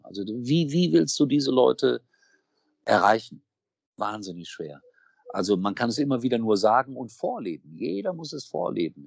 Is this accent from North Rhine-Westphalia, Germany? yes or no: yes; Gelsenkirchen, North Rhine-Westphalia, Germany; moved away; ich komme aus einer Stadt, ich bin in Schalke geboren.